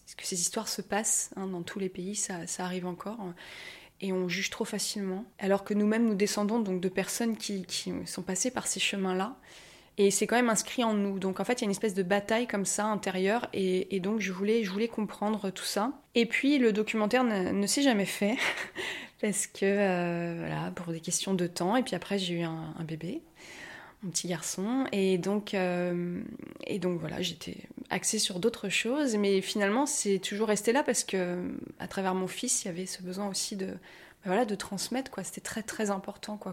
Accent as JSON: {"language": "French", "town": "Paris", "region": "Île-de-France", "country": "France", "tie": "born or raised there", "said": "je me sens très parisienne parce qu'en plus, je suis née à Paris, tout ça, j'ai des réflexes de parisienne"}